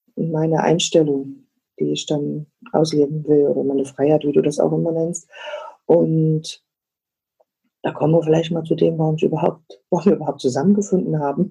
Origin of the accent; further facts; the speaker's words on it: East Germany, Germany; ich bin ja in der DDR groß geworden